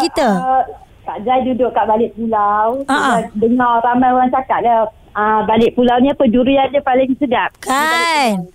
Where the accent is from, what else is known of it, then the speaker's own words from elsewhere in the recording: Malaysia; kita sebagai rakyat Malaysia